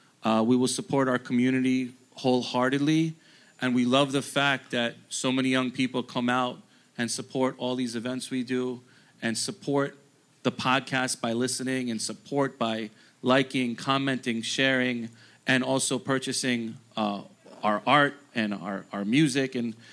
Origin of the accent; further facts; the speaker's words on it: New York, United States; when we were growing up in America, we were growing up as New Yorkers